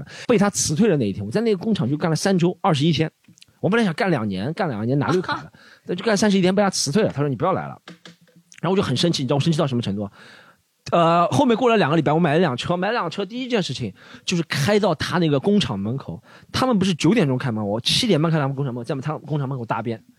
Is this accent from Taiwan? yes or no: no; China; 我说他为什么会骂我墨西哥人？我这明显的是中国人嘛！